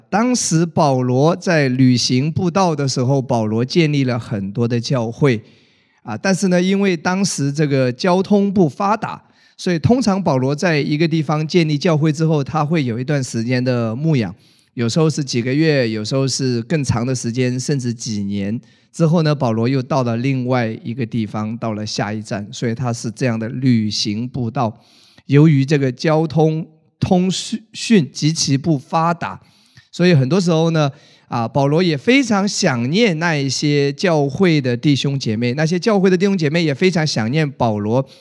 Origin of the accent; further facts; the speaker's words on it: China; 我们中国人真正过年呢，还是春节